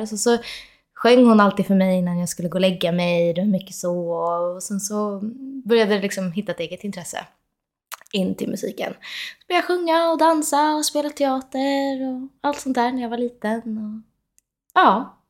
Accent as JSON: {"language": "Swedish", "town": "Solna", "region": "Stockholm County", "country": "Sweden", "tie": "born or raised there", "also_born_or_lived": "Los Angeles, United States", "moved": "as an adult", "said": "jag är faktiskt uppvuxen i, i Råsunda också"}